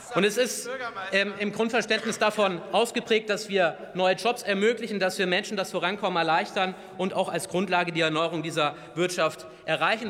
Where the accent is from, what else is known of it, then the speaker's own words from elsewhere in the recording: Bavaria, Germany; Ich komme selber aus Bayern